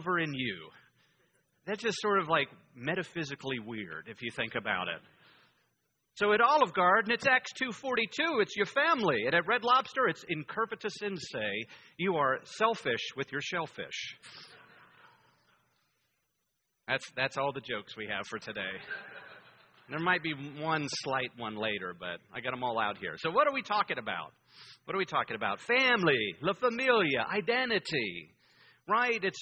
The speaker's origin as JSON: {"language": "English", "town": "Greensburg", "region": "Pennsylvania", "country": "United States", "tie": "born or raised there", "accent": "Pittsburgh", "moved": "yes", "said": "my hometown where I grew up in Greensburg, Pennsylvania"}